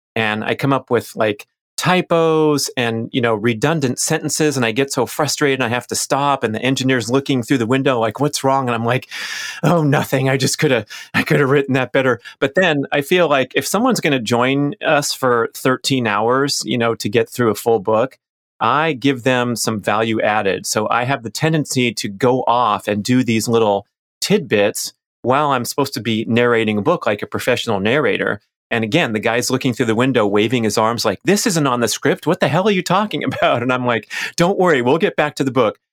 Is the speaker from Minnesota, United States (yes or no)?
no; Los Angeles, California, United States; I was a little kid growing up in Los Angeles